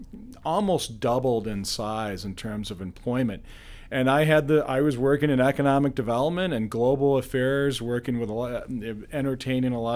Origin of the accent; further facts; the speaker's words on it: Pittsfield, Massachusetts, United States; also born or lived in Washington, D.C.; Born and raised in Pittsfield, Massachusetts. I'm a Massachusetts guy